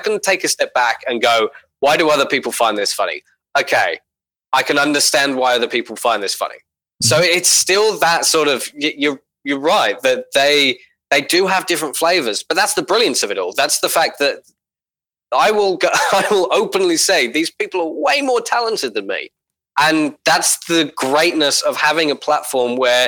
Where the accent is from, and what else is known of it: Australia